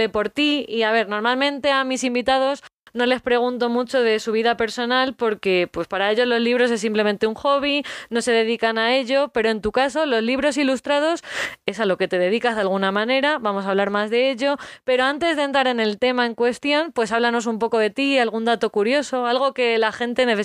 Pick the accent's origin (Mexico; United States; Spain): United States; born there; nací en Estados Unidos y Chris siempre, Chris es mi marido.